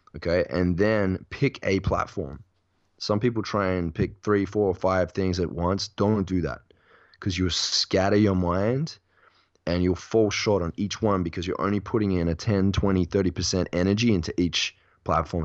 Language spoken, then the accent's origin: English; Perth, Western Australia, Australia; born or raised there; now in Bali, Indonesia